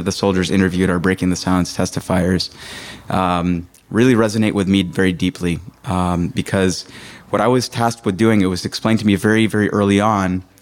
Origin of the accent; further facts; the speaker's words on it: New York, United States; moved away as an adult; I grew up in New York in an Orthodox community.